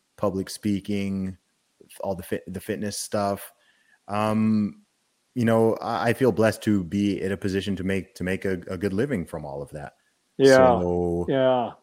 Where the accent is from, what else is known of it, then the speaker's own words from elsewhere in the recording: United Kingdom; moved away; I'm British